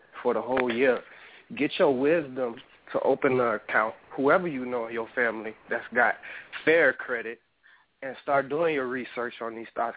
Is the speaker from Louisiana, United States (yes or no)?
yes; New Orleans, Louisiana, United States; now in Arizona, United States; I'm from New Orleans